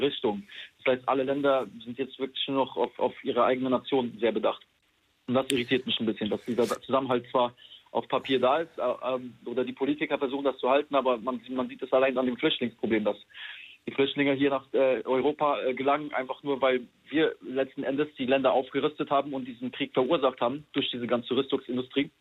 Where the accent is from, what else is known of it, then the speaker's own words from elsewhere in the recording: Poland; now in Germany; ich komme aus Polen, aus einem sehr armen Land.